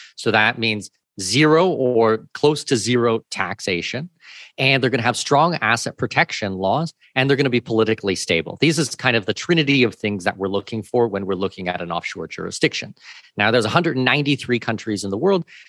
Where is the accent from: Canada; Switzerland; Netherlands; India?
Canada; Southwestern Ontario; moved away as an adult; also born or lived in Australia / Singapore / New Zealand / Middle East; now in Panama City, Panama; I'm from Southwestern Ontario, uh, born and raised Canadian, but I have been living overseas for going on twenty-three years now.